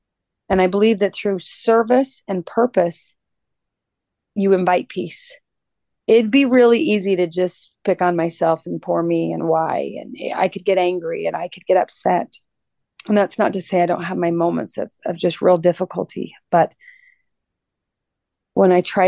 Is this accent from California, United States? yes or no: no; Georgia, United States; Columbus, Georgia. Most of the families of the fallen Global War on Terrorism military members here in my home state probably don't even know that wall exists.